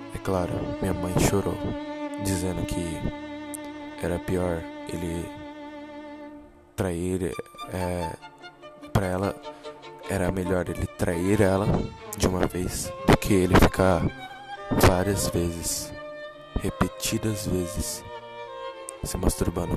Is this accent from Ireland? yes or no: no; São Paulo, Brazil; moved away; also born or lived in Japan; Nasci em São Paulo, São Mateus. Morei um tempo no Japão com a minha família.